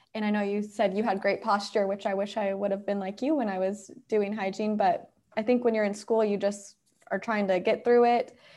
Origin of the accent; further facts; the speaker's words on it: Indiana, United States; now in Atlanta, United States; I'm originally from Indiana, but now I live in Atlanta